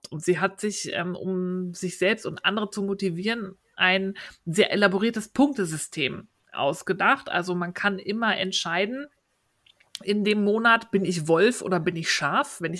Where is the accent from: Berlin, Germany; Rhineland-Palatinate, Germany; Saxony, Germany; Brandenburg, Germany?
Berlin, Germany; als Berliner hat man es da leicht, ja.